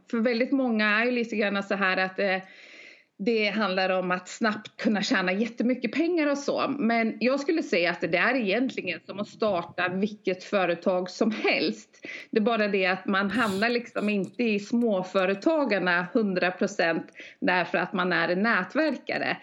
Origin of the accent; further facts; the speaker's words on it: Norway; now in Sweden; jag är norska